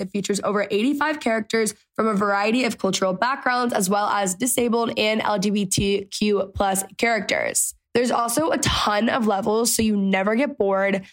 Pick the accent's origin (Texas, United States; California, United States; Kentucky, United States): Texas, United States; I grew up in Texas.